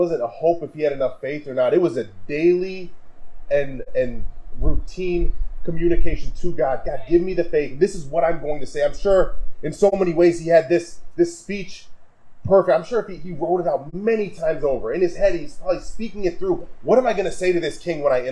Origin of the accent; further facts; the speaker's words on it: Wisconsin, United States; now in Kalamazoo, United States; growing up in Wisconsin